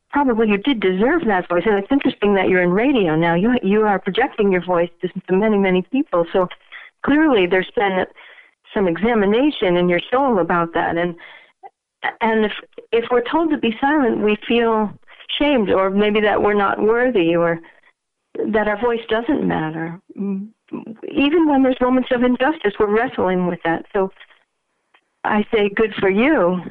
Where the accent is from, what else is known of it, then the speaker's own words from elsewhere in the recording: New England, United States; I'm from New England